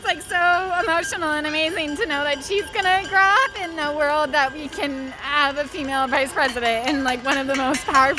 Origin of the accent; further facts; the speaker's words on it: Canada; moved away as an adult; now in New York City, United States; I'm a Canadian. I've been in New York City for 11 years.